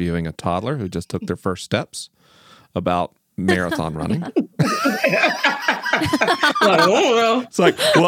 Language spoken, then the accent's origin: English; the South, United States; Growing up in the South